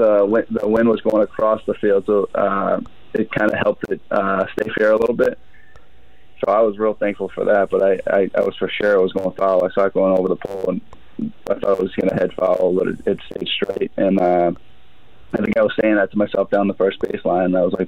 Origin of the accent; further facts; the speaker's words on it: Boston, Massachusetts, United States; I'm from Boston area